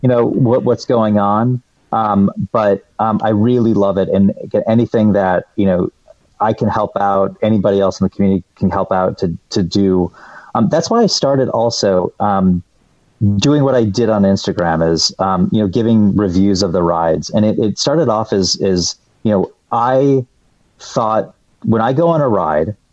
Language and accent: English; Detroit, Michigan, United States; moved away; I'm from the Metro Detroit area